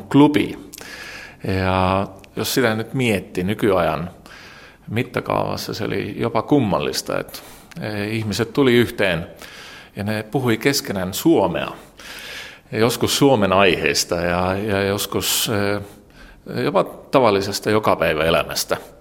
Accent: Tallinn, Harju County, Estonia; Finnish is a second language; Olen syntynyt vuonna 1972 Tallinnassa.

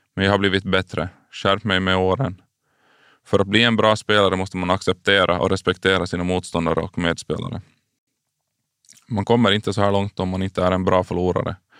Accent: Karis, Uusimaa, Finland; jag är uppvuxen i Karislaget BK46

